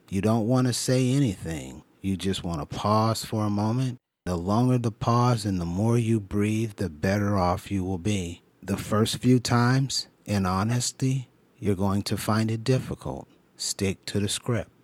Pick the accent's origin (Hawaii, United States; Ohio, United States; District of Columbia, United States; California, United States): California, United States; Growing up in California